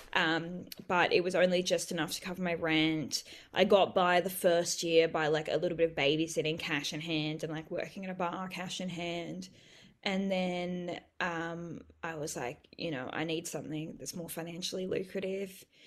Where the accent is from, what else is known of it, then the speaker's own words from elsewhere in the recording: Bellingen, New South Wales, Australia; also born or lived in Coffs Harbour; when I grew up in Bellingen and I went to school in Coffs